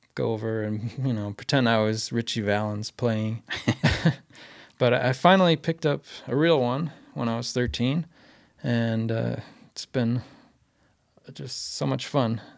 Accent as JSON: {"language": "English", "region": "Maine", "country": "United States", "tie": "born or raised there", "said": "Growing up in Maine"}